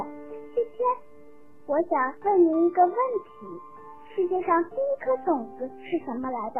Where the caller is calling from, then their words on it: Harbin, Heilongjiang, China; 博士爷爷你好，我是哈尔滨的小朋友，